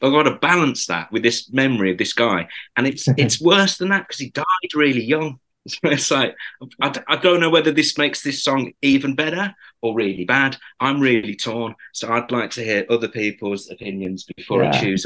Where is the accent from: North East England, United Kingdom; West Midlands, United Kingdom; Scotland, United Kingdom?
West Midlands, United Kingdom; Wolverhampton; one of my first friends I made in music in my hometown, Wolverhampton